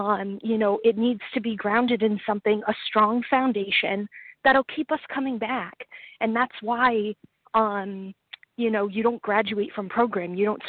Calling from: Rhode Island, United States; I am calling from Rhode Island.

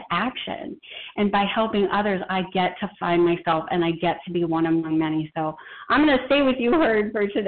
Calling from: Boston, Massachusetts, United States; I'm a compulsive eater in Boston, Mass.

